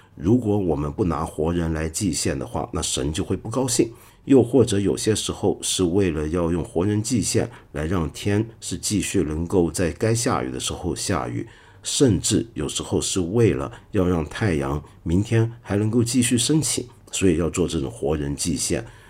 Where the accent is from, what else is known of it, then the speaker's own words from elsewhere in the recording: Hong Kong; also born or lived in Taiwan; 我是身在香港，在台湾念过一阵子书，又回到香港继续念书